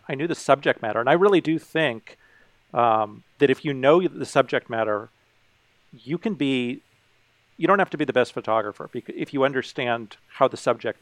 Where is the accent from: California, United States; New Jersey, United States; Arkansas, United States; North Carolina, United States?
California, United States; Carmel; I grew up in Carmel, California